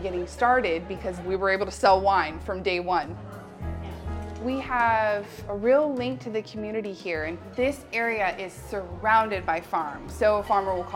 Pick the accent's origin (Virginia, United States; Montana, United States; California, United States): California, United States; Vacaville; I was born and raised in Vacaville